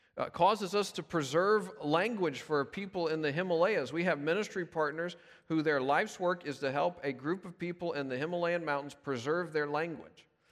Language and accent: English; Memphis, Tennessee, United States; now in Davidson, United States; we live here, but I'm originally from Memphis